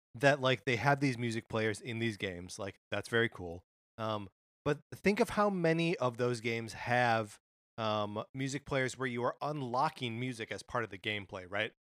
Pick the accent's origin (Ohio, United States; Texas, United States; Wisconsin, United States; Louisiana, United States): Wisconsin, United States; Kenosha; moved away; I'm growing up in Wisconsin